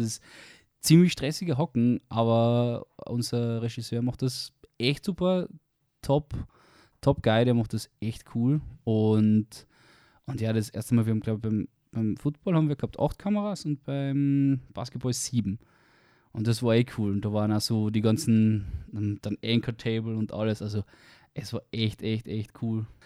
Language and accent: German; Carinthia, Austria; moved away; Ich komme aus Kärnten ursprünglich. Man wird es wahrscheinlich dann auf dem Podcast definitiv hören mit meinem Dialekt.